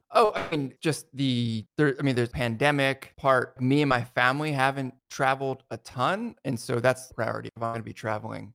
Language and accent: English; New Jersey, United States; where I grew up in New Jersey